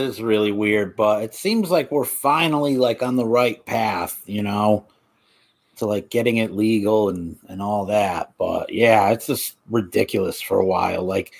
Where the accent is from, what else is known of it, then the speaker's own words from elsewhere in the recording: East Coast, United States; Everybody always knows I'm from the East Coast, like, immediately out here.